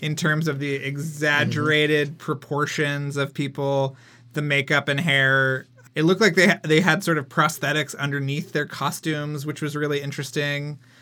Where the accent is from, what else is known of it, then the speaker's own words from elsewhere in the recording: Texas, United States; moved away; a Texan living in Texas at the time